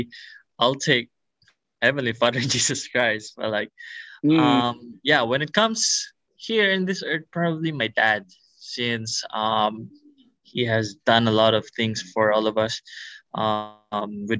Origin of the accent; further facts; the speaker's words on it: Philippines; now in Kauai, United States; I'm from the Philippines